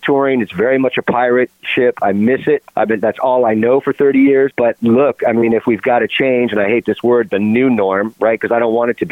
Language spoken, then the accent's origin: English; California, United States; born and raised in California